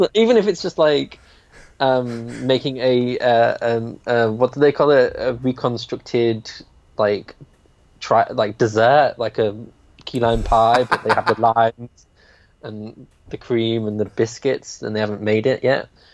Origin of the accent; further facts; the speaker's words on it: United Kingdom; I'm too British to be hippie.